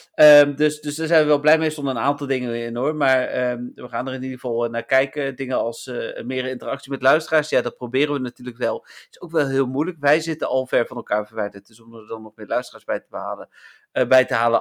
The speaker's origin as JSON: {"language": "Dutch", "country": "Netherlands"}